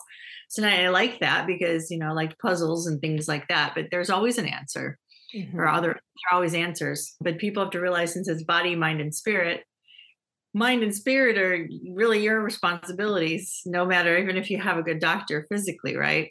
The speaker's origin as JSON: {"language": "English", "town": "Dearborn", "region": "Michigan", "country": "United States", "tie": "born or raised there", "said": "growing up in Dearborn, Michigan"}